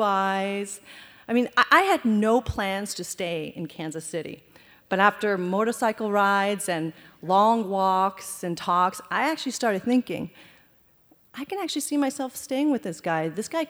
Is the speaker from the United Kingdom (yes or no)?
no; Canada; also born or lived in Afghanistan / Iran / India; Growing up in Canada